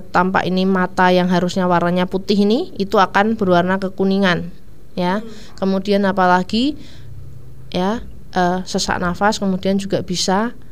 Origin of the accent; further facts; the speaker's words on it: Ungaran, Central Java, Indonesia; daerah saya juga daerah atas sih saya dari Ungaran itu juga ada tikusnya